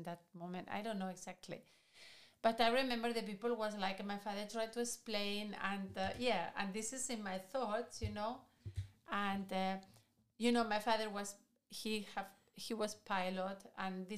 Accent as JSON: {"language": "English", "country": "Spain", "tie": "born or raised there", "second_language": "English", "moved": "yes", "said": "I come from Spain, from a very, very little village"}